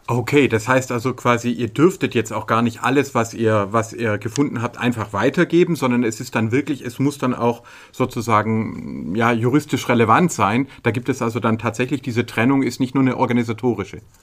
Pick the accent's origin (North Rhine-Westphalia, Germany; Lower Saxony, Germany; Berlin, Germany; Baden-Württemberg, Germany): Baden-Württemberg, Germany; Stuttgart; Wir sind ja als Stuttgarter